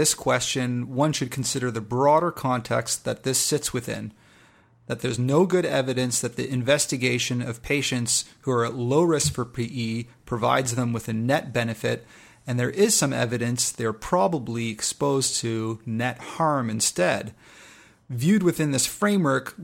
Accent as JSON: {"language": "English", "country": "Canada", "said": "I'm Canadian"}